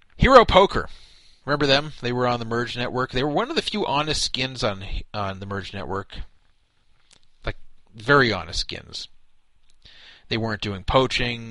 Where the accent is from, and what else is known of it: United States; also born or lived in Los Angeles